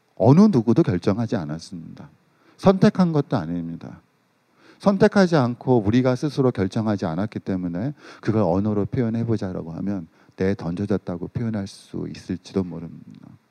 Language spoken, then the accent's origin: Korean; South Korea